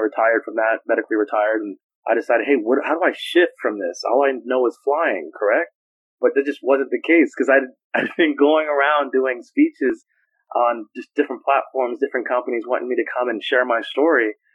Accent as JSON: {"language": "English", "town": "Los Angeles", "region": "California", "country": "United States", "tie": "born or raised there", "said": "I grew up in Los Angeles"}